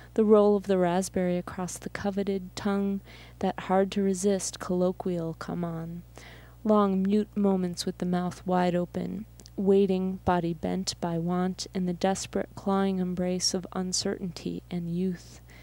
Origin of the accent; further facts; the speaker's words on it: Buffalo, New York, United States; also born or lived in Massachusetts / Seattle / San Francisco; I grew up in Buffalo, in Riverside, and then North Buffalo